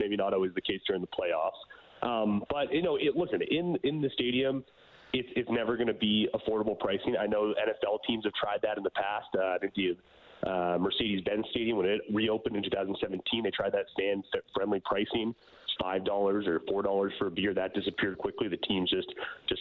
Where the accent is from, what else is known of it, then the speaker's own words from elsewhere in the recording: Toronto, Ontario, Canada; I'm embarrassed to say I'm from Toronto.